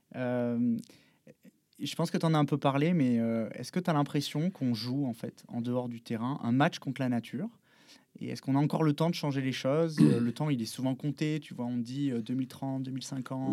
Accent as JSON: {"language": "French", "town": "Bordeaux", "region": "Nouvelle-Aquitaine", "country": "France", "said": "je viens de Bordeaux, donc j'étais passionné de supporter de l'équipe de l'UBB"}